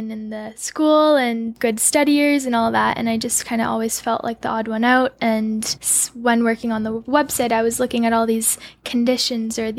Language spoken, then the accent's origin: English; Burlington, Ontario, Canada; Ontario, Burlington.